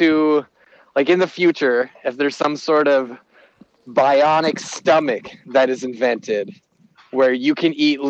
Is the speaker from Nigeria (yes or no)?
no; Canada; As a Canadian